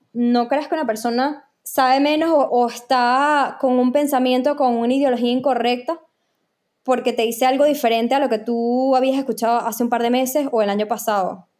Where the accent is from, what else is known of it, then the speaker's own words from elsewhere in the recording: Venezuela; moved away as an adult; also born or lived in Panama; en Venezuela creo que ni le veía la información porque ni entendía, no había estudiado. Luego cuando me mudé a, Panamá a estudiar